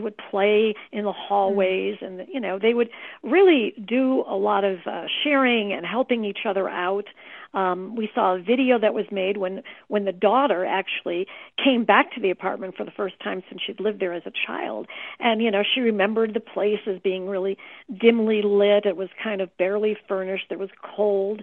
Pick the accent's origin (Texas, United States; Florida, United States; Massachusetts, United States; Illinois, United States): Illinois, United States; Chicago; I was raised in the Chicago area